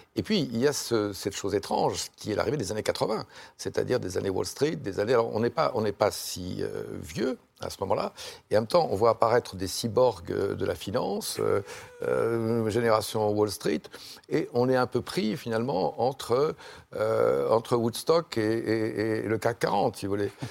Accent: Lyon, Auvergne-Rhône-Alpes, France; moved away; je suis lyonnais d'origine

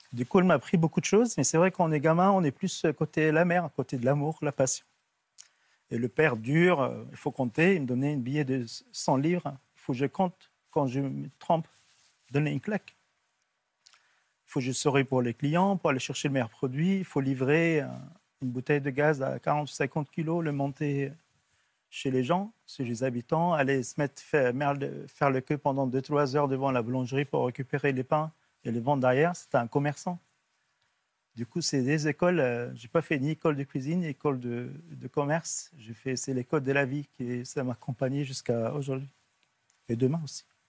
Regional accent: Lebanon; moved away as an adult; also born or lived in Liberia; Partir au Liban avec la guerre civile

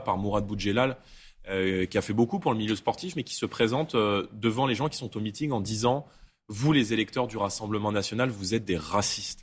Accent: Seine-Saint-Denis, Île-de-France, France; moi j'ai grandi en Seine-Saint-Denis, avec qui j'étais au collège, au lycée

